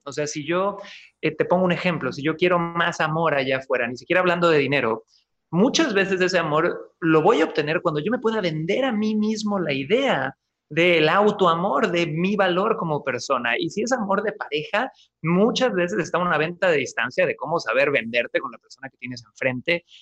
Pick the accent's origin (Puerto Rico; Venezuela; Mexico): Mexico; Cancún, Quintana Roo; moved away as an adult; also born or lived in Santiago, Chile; Yo nací, chicos, en Cancún, Quintana Roo, México.